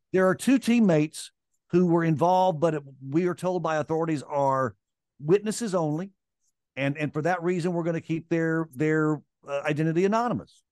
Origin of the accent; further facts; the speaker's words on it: Vicksburg, Mississippi, United States; moved away; also born or lived in Atlanta; I grew up in Vicksburg, Mississippi